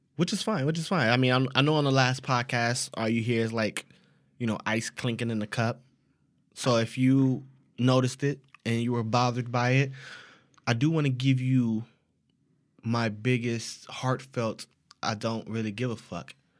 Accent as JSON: {"language": "English", "country": "United States", "said": "Since we're American, our English is a little bit different"}